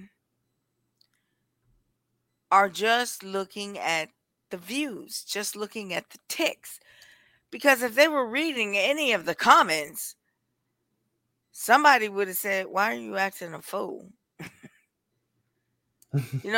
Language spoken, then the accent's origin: English; Milwaukee, Wisconsin, United States; I'm from Milwaukee